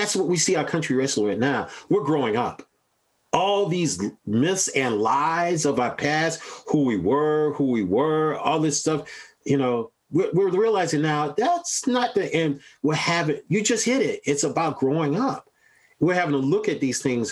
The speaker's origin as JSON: {"language": "English", "region": "South Carolina", "country": "United States", "said": "I'm a son of the South. You know, I have no problems telling anybody I'm from South Carolina."}